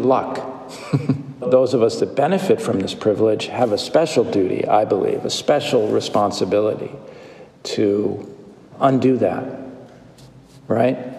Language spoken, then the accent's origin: English; United States; being a white male also being an American